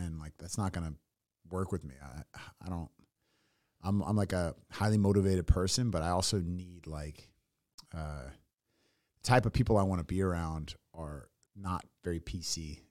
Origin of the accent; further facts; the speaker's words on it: San Francisco Bay, California, United States; moved away as an adult; also born or lived in Tennessee / San Diego / Los Angeles; now in Austin, United States; born in Tennessee, grew up in the San Francisco Bay